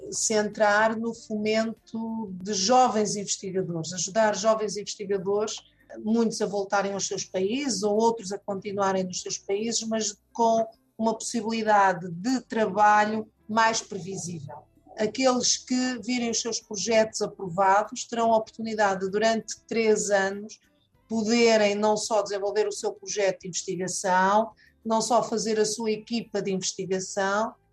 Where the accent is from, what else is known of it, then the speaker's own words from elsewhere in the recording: Angola; tenho 36 anos de idade, é, sou angolano